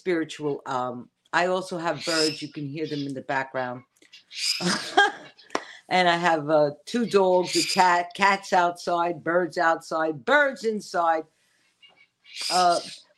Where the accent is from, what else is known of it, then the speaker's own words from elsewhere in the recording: New York City, New York, United States; also born or lived in Forest Hills, Queens; growing up, where I grew up in the Bronx, I lived off the number 2 train